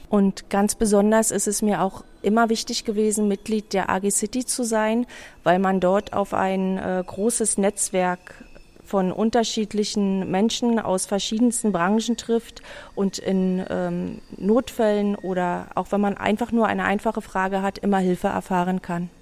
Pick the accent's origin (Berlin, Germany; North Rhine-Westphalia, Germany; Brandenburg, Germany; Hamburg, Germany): Berlin, Germany; Ich bin ein ähm, sozusagen ein Kind des Prenzlauer Berges